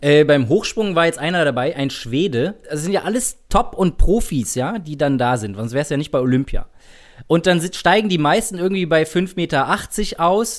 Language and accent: German; Germany; als Deutsche